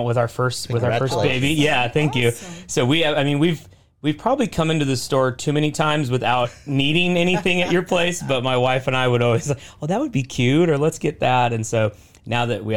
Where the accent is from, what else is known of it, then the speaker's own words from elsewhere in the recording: Portland, Oregon, United States; also born or lived in San Francisco area, California; I grew up in Oregon. That's where I'm from